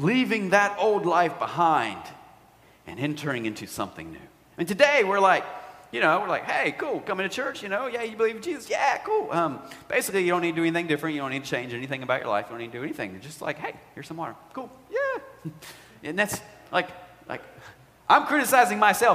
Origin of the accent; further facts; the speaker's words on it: United States; we are Americans.